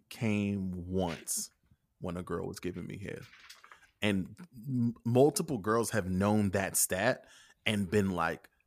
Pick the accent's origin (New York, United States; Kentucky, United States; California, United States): Kentucky, United States; I'm from Kentucky.